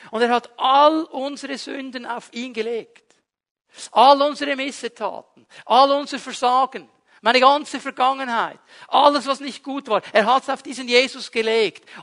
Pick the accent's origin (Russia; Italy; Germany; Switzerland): Switzerland; Ich fühle mich Immer als Schweizer, 24 Stunden am Tag, sieben Tage die Woche.